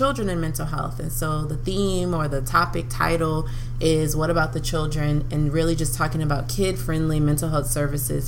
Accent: New Orleans, Louisiana, United States; moved away as an adult; now in Baton Rouge, United States; we have been best friends since the seventh grade, which that feels like forever now too, growing up in New Orleans.

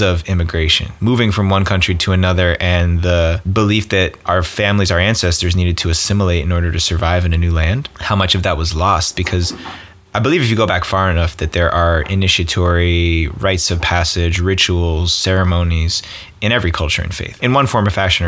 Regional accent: East Coast, United States; now in California, United States; growing up on the East, we're both East Coasters

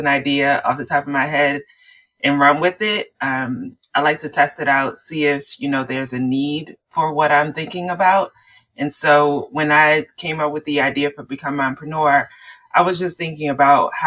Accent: Baltimore, Maryland, United States; I'm from Baltimore, Maryland

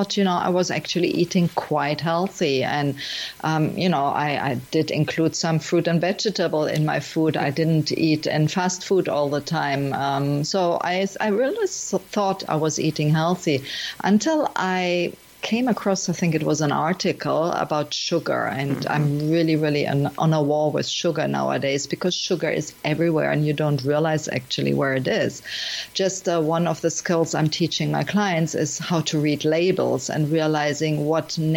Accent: Germany; also born or lived in Miami; now in Portugal; I'm from Germany and I lived in many countries, including Miami. And nowadays I'm in Portugal, beautiful Portugal here.

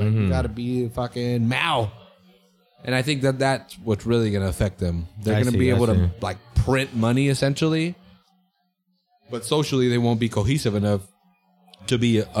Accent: United States; I'm an American, you know, 100%. This is my country.

